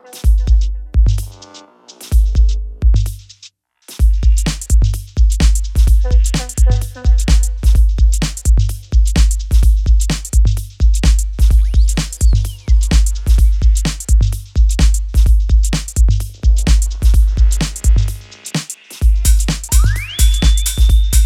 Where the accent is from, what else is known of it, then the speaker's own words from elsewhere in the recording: Cleveland, Ohio, United States; my hometown of Cleveland